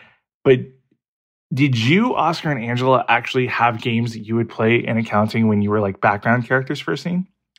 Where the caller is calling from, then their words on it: Kansas City, Missouri, United States; I'm from Kansas City, Missouri.